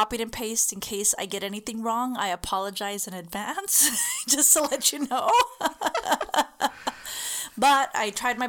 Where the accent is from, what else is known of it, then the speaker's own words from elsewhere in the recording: El Cajon, California, United States; I'm from Cachon.